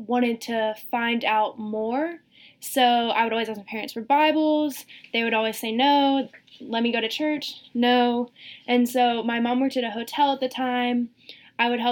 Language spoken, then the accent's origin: English; Greenville, South Carolina, United States; now in Rock Hill, United States; I'm originally from Greenville, South Carolina. Lived there my entire life. I came to Rock Hill for school.